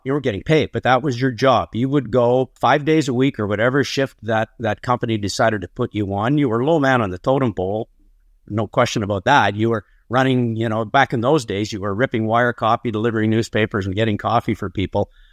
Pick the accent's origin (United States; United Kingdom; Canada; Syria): Canada; Barrie, Ontario; I was born on a farm outside of Barrie, Ontario.